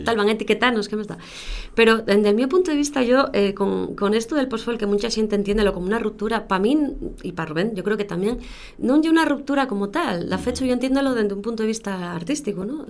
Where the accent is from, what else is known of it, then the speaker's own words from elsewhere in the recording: Gijón, Asturias, Spain; accent: central Asturian; also born or lived in Baselgas; soy de Xixón